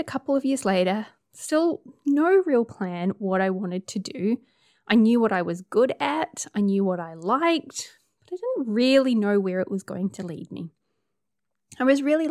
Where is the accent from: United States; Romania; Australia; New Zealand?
New Zealand; accent: Kiwi; also born or lived in Hamilton, New Zealand; I'm a Kiwi, as you can tell by the accent. I live in Hamilton, which is in the North Island of New Zealand